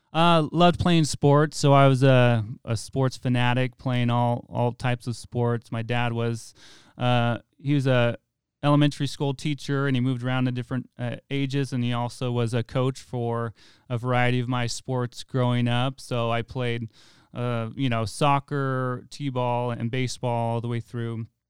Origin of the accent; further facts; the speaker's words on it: Weed, California, United States; I'm actually from Wairika